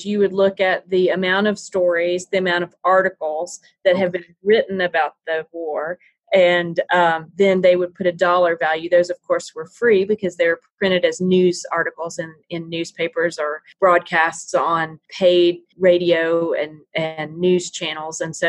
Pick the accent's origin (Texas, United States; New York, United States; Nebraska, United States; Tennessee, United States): Tennessee, United States; I was born and raised in Tennessee